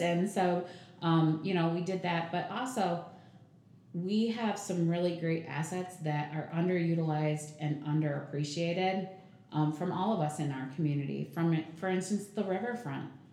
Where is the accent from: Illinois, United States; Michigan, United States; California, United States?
Michigan, United States; Jackson; moved away as an adult; also born or lived in Napoleon, Michigan; now in Battle Creek, United States; it was leaving Jackson actually. Um, that was it's my hometown